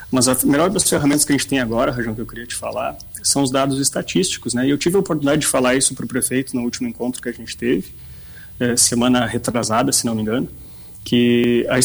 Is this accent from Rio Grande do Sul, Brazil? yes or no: yes; Bagé, Rio Grande do Sul, Brazil; now in Rio Grande, Brazil; O Rajão sabe que eu sou de Bagé, né? Eu moro em Rio Grande desde 2004.